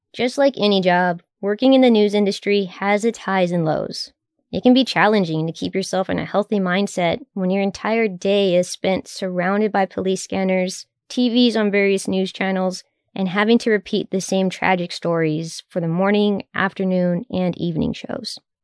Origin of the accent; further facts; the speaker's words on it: Texas, United States; As a native Texan, I've been through my fair share of hurricanes